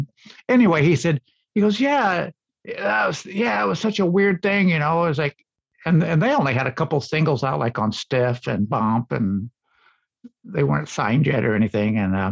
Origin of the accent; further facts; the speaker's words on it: Illinois, United States; we're from Illinois actually